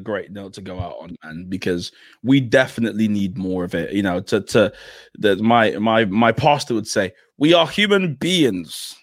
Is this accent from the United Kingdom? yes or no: yes; London, United Kingdom; I grew up in South East London